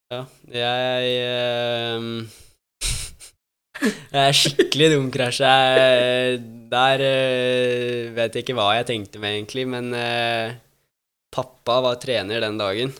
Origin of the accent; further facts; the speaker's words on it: Norway; now in Italy; jeg er norsk